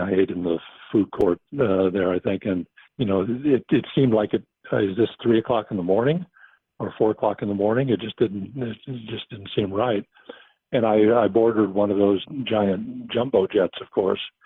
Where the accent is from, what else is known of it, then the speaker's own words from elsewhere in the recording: United States; accent: American; my American accent